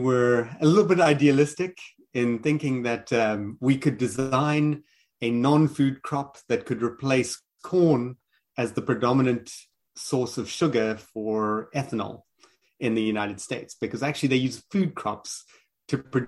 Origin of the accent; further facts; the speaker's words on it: Pretoria, Gauteng, South Africa; accent: South African; also born or lived in Johannesburg / Cape Town; From my accent, I am South African. I was born in Johannesburg, grew up in Pretoria, and then ultimately moved to Cape Town.